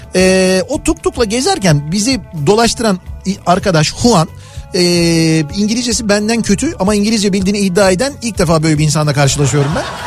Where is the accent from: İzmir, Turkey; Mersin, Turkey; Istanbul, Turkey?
Istanbul, Turkey; Biz dedim İstanbulluyuz